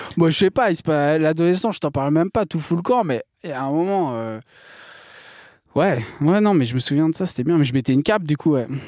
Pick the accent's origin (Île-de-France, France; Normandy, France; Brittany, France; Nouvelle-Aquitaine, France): Brittany, France; je suis breton